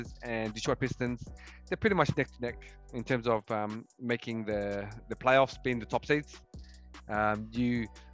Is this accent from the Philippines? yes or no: no; Australia; As an Australian